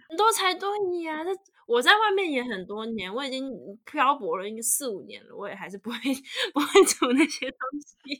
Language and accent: Chinese; Taiwan; moved away as an adult; also born or lived in United States; now in Germany; 现在如果真的回去台湾可能会不适应